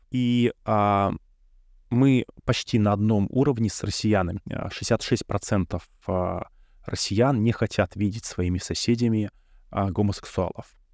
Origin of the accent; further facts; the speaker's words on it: Belarus; Может быть, мы, белорусы, для других наций кажемся несексуальными?